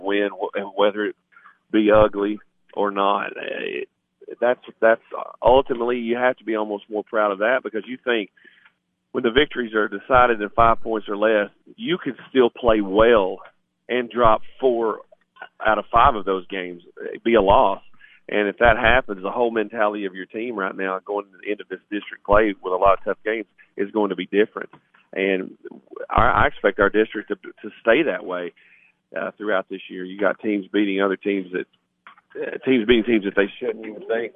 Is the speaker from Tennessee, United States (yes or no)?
yes; Livingston, Tennessee, United States; in my hometown and at this school